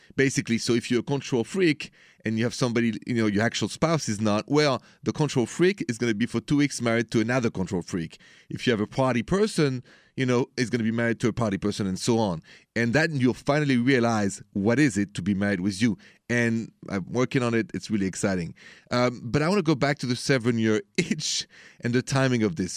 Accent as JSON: {"language": "English", "country": "France", "moved": "yes", "said": "I'm from France"}